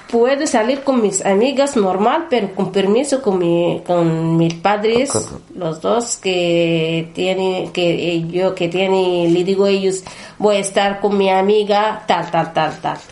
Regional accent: Northern Sudan, Sudan; Spanish is a second language; moved away as an adult; also born or lived in Khartoum, Sudan; now in Spain; soy de, de norte, norte de Sudán

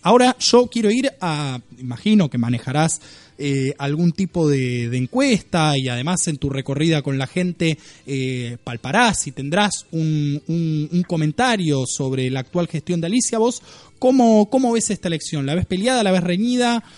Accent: Buenos Aires Province, Argentina; los que somos bonaerenses

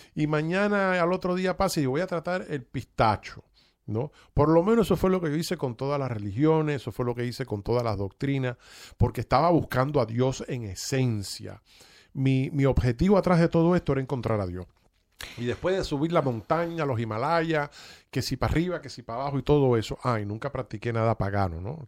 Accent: Cuba; now in United States; yo soy cubano-americano y vine a este país y me desarrollé

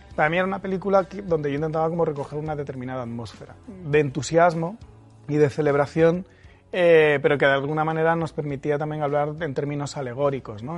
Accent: Murcia, Region of Murcia, Spain; yo eh, me crié en Murcia

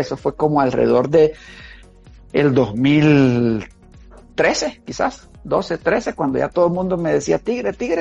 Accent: Santa Ana, El Salvador; now in San Salvador, El Salvador; Santa Ana, mi tierra natal

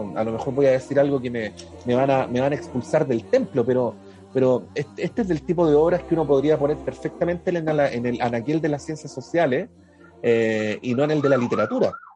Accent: Chile

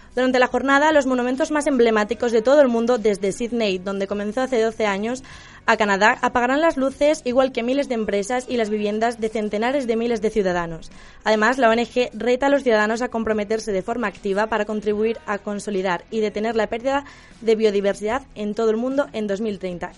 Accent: Galicia, Spain; mi tierra

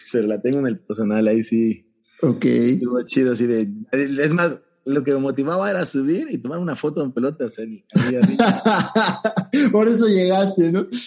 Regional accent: Banderilla, Veracruz, Mexico; esos 70 kilómetros saliendo desde mi pueblo, desde Banderilla, okay. juntito a Jalapa, y llegando igual acá.

